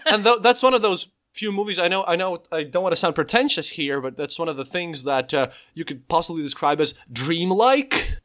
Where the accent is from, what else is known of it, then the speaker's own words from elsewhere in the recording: Latvia; I'm a podcaster from Latvia. I live literally on the Eastern Border, normally, literally twenty kilometers from the Russian border